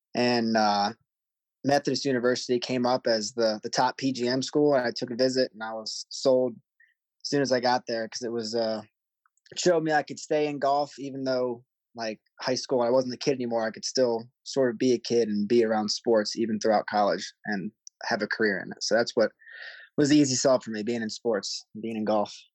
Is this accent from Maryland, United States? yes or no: yes; Maryland, United States; moved away; I grew up in Maryland.